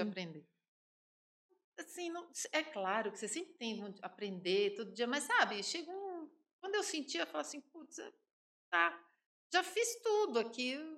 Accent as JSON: {"language": "Portuguese", "region": "São Paulo", "country": "Brazil", "tie": "born or raised there", "moved": "as an adult", "lives_now": "Sete Lagoas, Brazil", "said": "Eu sou paulistana, como você disse, nascida no Ipiranga"}